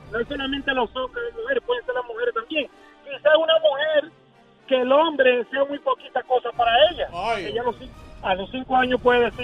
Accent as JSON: {"language": "Spanish", "country": "Dominican Republic", "lives_now": "New York, United States", "said": "Dominicano, pero vivo aquí, en Dykeman. aquí en Nueva York."}